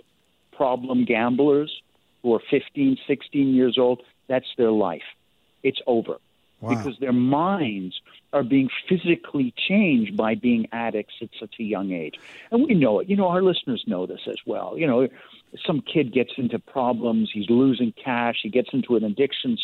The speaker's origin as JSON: {"language": "English", "country": "Canada", "said": "as a Canadian"}